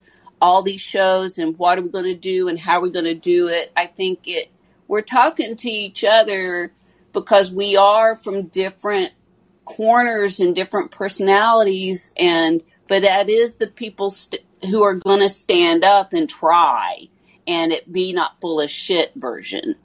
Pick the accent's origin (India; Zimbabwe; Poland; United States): United States; Tennessee; I'm from Tennessee